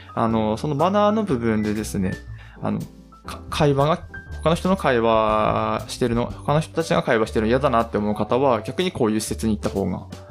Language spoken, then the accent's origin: Japanese; Aomori, Japan; まあ、僕たちは青森県なんですけど